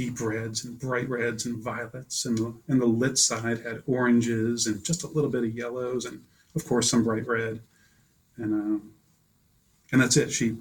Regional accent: Taunton, Massachusetts, United States; accent: Boston; moved away as an adult; also born or lived in Brazil; now in Standish, United States; I was born in Taunton, Massachusetts

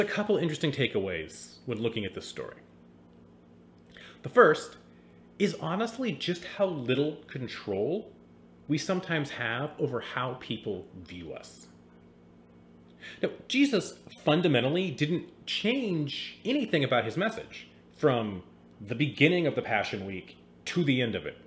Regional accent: Seattle, Washington, United States; I grew up in the Seattle area in the 90s.

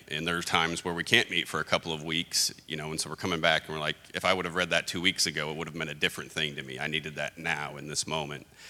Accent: Hobbs, New Mexico, United States; moved away; I grew up in Hobbs, New Mexico, where I was stuck there for 10 years

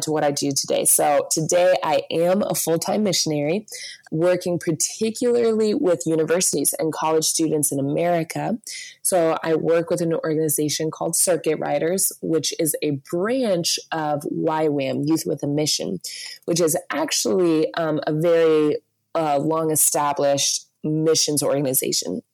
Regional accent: Virginia Beach, Virginia, United States; I grew up in Virginia Beach in just total suburbs and kind of beach town mix.

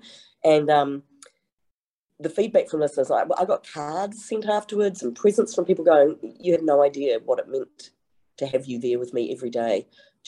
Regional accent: England, United Kingdom; now in New Zealand; I'm from England, my mother's from the West Country

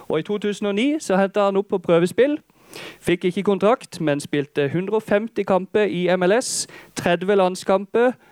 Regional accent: Holum, Agder, Norway; Jeg kommer fra Holum. Jeg er statssupporter siden lenge siden.

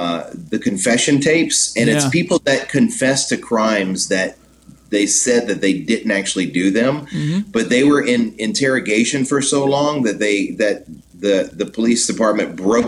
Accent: Jennings, Louisiana, United States; moved away; in my hometown in Jennings, Louisiana

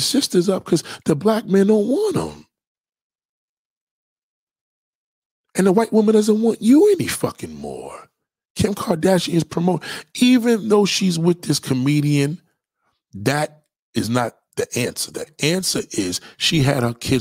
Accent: New York City, New York, United States; also born or lived in Brooklyn, New York City; I was born in Atlantic Towers in Brooklyn, East New York. You know what I'm saying? So my and raised out here in Staten Island.

